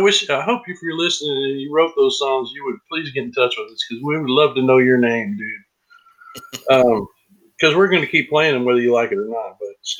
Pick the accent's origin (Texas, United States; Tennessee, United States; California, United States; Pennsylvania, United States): Tennessee, United States; where are you from? And I'm like, Tennessee.